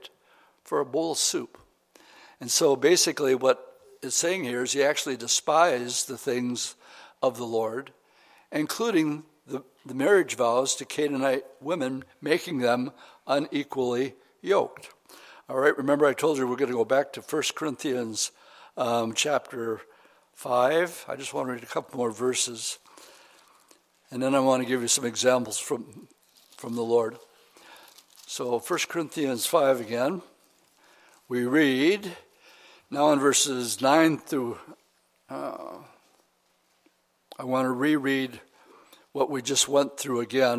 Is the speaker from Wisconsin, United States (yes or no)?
yes; Oshkosh, Wisconsin, United States; I grew up in Oshkosh